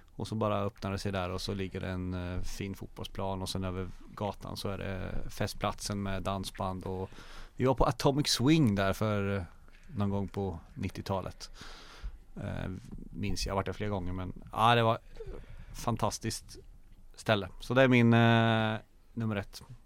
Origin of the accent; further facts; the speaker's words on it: Mjölby, Östergötland, Sweden; Jag är ju från Mjölby från början, så jag är ju uppvuxen på Vi i Folkavallen